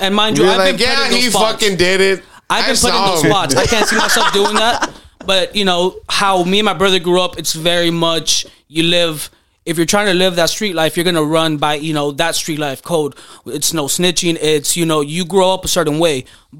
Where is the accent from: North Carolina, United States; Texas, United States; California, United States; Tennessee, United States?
Texas, United States; McAllen; now in North Hollywood, United States; McAllen, Texas.